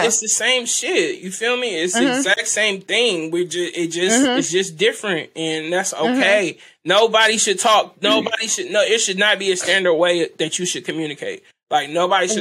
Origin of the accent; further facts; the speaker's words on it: California, United States; I'm from California